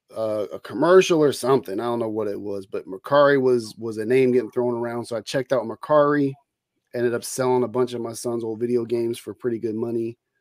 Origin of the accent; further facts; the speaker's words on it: Bay Area, California, United States; moved away as an adult; also born or lived in San Leandro, California / Oakland, California / Hayward, California / El Cerrito, California; I grew up in the Bay Area in California. Uh, I was born in San Leandro